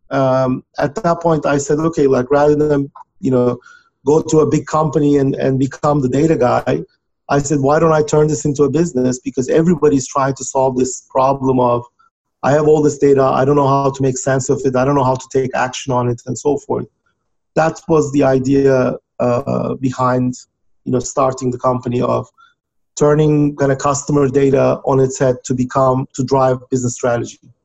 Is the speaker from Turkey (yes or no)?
yes; Turkey; moved away as an adult; now in United States; was born and raised in Turkey